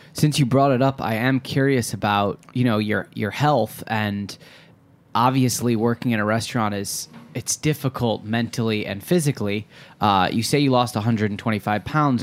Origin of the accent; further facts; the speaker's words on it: Detroit, Michigan, United States; I'm from Metro Detroit